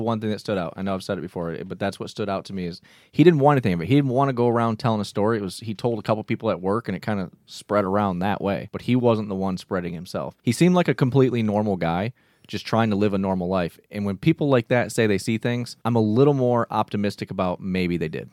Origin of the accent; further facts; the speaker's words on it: Michigan, United States; we're from Michigan